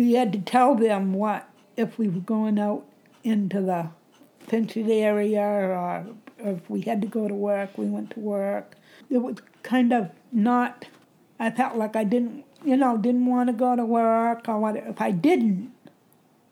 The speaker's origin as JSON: {"language": "English", "town": "Bangor", "region": "Maine", "country": "United States", "tie": "born or raised there", "also_born_or_lived": "Pineland, Maine", "said": "I was born and brought up in Bangor."}